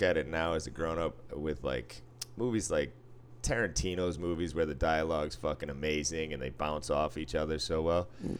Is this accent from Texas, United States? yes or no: no; Boston, Massachusetts, United States; I grew up in Boston.